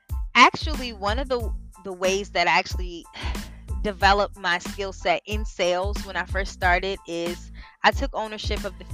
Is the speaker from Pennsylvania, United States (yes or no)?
no; Delaware, United States; moved away as an adult; now in Washington, D.C., United States; we're from Delaware. I currently live in Washington, D.C.